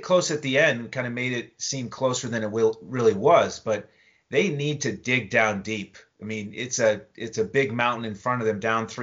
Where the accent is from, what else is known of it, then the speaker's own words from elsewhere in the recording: Northeast, United States; I'm a longtime Celtics fan growing up in the Northeast